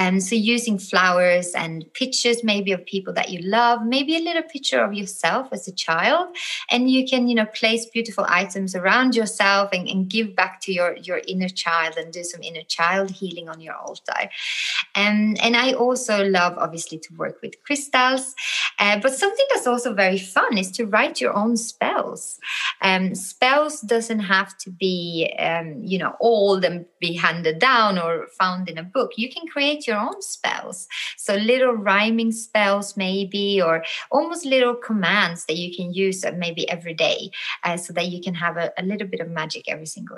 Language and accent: English; Sweden; moved away; I'm from the North. I'm from Sweden originally.